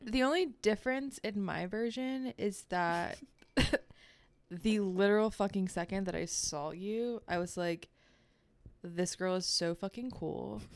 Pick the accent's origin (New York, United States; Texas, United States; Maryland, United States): Maryland, United States; Baltimore; I grew up in Baltimore, the suburbs